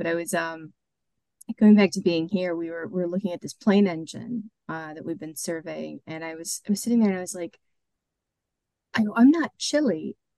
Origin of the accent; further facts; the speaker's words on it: Great Lakes, United States; moved away as an adult; now in Plymouth, United Kingdom; you can probably tell by my accent, I'm not from around here. The Devonians like to tell me all the time, because I'm in Plymouth. Is that I started off in the Great Lakes.